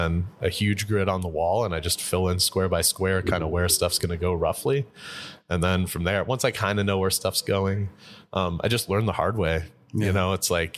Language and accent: English; Tucson, Arizona, United States; I was born in Tucson